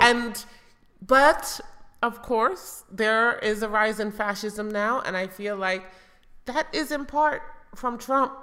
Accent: United States; growing up in America

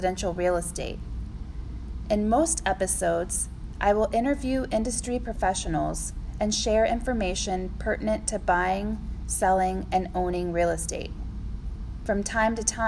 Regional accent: Decatur, Illinois, United States; moved away as an adult; also born or lived in Champaign-Urbana, Illinois / Chapel Hill, North Carolina; now in St. Petersburg, United States; I'm originally from Decatur, Illinois, a small town in central Illinois surrounded by corn and soybeans

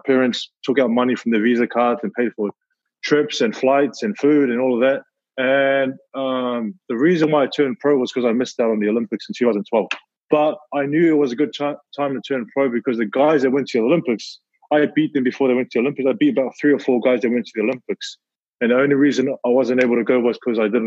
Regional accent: Auckland, New Zealand; born and raised here in New Zealand, you know, South Auckland all day

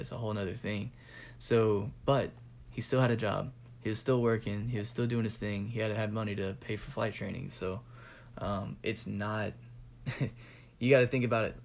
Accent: the South, United States; also born or lived in California; now in Georgia, United States; I've been raised kind of in the South

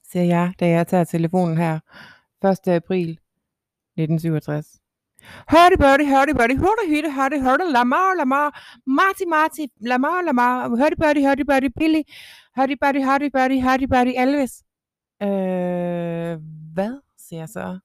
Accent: Jutland, Denmark; Så siger jeg, jeg er fra Jylland.

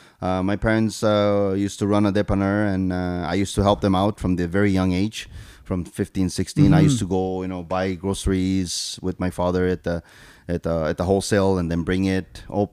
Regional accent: Argentina; English is a second language; also born or lived in Paraguay / Brazil; So I was born and raised in Argentina, Paraguay, and Brazil, South America.

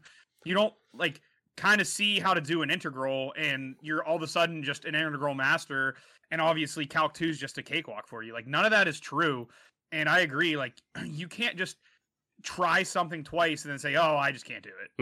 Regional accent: United States; being from America

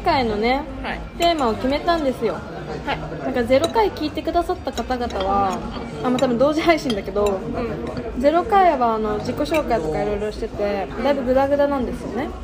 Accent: Hokkaido, Japan; moved away; 北海道道民なんで

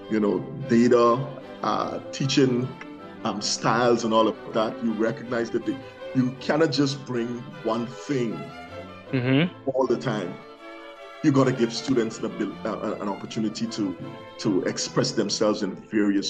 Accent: Guyana; moved away

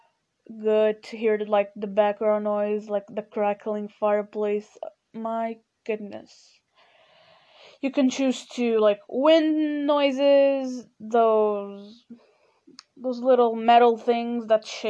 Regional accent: Portugal; first language Portuguese; English is a second language; I'm Portuguese and my main, you know, my mother language is Portuguese

